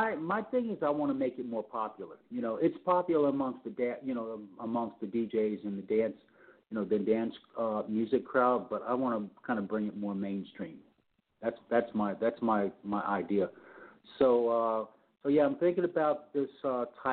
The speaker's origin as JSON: {"language": "English", "town": "New York City", "region": "New York", "country": "United States", "tie": "born or raised there", "also_born_or_lived": "Los Angeles", "said": "where I grew up in New York City, which is the Upper West Side, around 101st Street, Central Park West"}